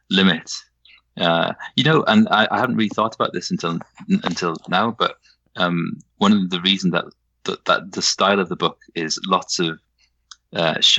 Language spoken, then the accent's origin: English; Wales, United Kingdom; now in Yorkshire, United Kingdom; I'm Welsh. My parents both Welsh. I was brought up in Wales, but I live I live in Yorkshire, so I've had